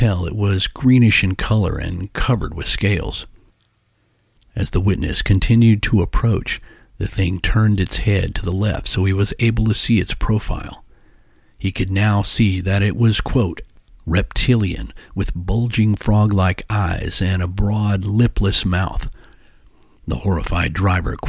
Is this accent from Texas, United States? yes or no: yes; Texas, United States; my home state of Texas